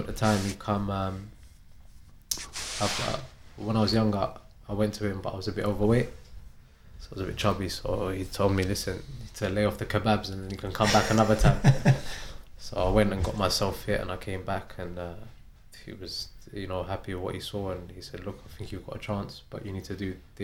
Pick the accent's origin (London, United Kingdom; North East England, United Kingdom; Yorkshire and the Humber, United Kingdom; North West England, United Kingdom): London, United Kingdom; moved away as an adult; now in Arbroath, United Kingdom; From West London. I was born in Chelsea. Been in West London my whole life, really.